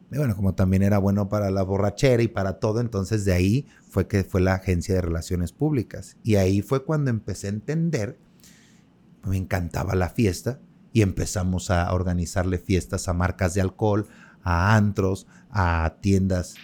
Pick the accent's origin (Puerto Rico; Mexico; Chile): Mexico; somos nosotros los mexicanos